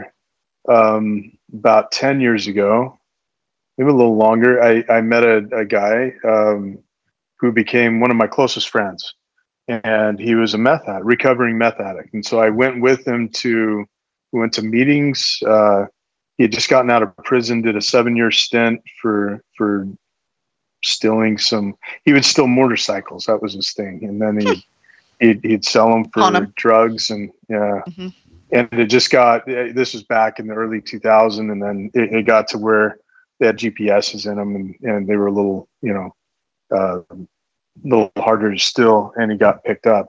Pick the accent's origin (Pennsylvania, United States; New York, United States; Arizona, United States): Arizona, United States; I grew up in Arizona